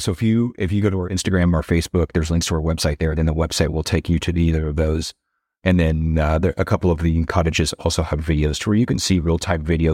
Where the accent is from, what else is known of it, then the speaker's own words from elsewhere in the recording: Waco, Texas, United States; I was born in Waco